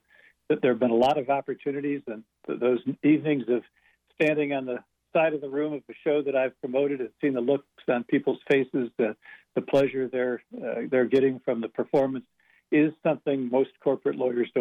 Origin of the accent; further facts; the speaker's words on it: Euclid, Ohio, United States; I grew up in Euclid